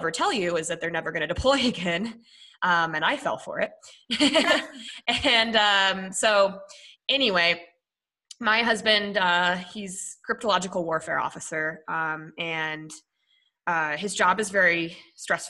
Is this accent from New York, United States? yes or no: no; Colorado, United States; moved away as an adult; also born or lived in Minnesota / Greeley, Colorado / Denver, Colorado; now in San Diego, United States; I was born in Minnesota. I moved to Colorado when I was 10